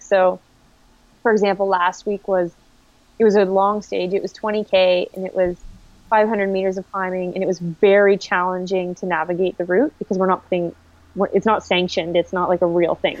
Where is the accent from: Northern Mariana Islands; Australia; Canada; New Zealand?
Canada; Durham Region, Ontario; I'm from the Durham region